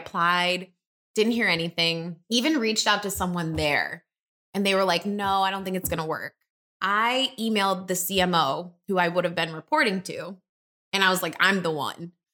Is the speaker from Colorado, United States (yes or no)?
no; Detroit, Michigan, United States; moved away as an adult; now in Chicago, United States; I'm originally from Detroit. three one three, I'll have that area code till the day